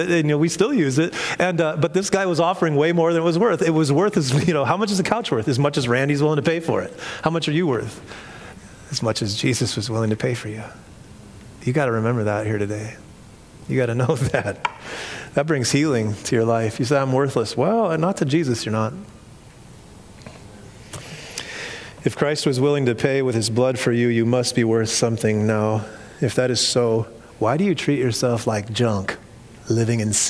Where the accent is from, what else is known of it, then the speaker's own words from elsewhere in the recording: Iowa, United States; moved away as an adult; also born or lived in Orange County, California; I was from Iowa